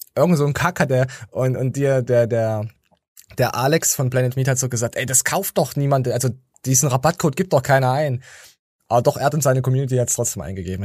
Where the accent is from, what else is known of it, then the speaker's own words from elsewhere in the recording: the East, eastern Germany, Germany; ich komme aus dem Osten